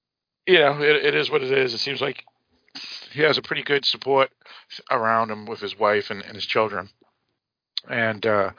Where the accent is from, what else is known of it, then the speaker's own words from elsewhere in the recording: Massachusetts, United States; growing up in Massachusetts